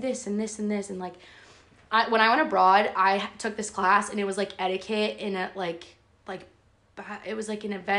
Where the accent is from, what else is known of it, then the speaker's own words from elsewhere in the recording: New Jersey, United States; being from New Jersey